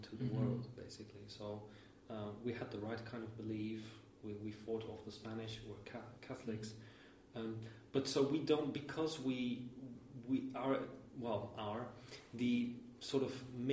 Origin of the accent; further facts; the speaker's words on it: Netherlands; moved away; I grew up in the Netherlands, and we don't really have a Roman past